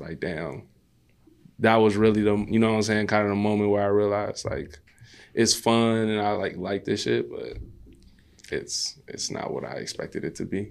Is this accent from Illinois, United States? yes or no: yes; Maywood, Illinois, United States; also born or lived in Austin, Chicago; I grew up in Maywood